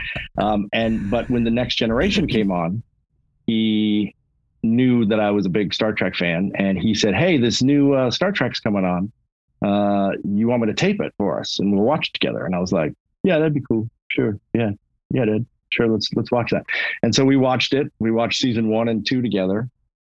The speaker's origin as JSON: {"language": "English", "town": "Los Angeles", "region": "California", "country": "United States", "tie": "born or raised there", "said": "growing up in Hollywood"}